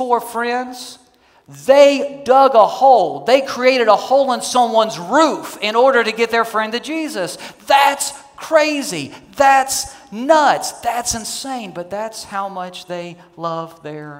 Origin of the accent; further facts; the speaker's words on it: Kentucky, United States; I'm from Kentucky. I come from rednecks, okay?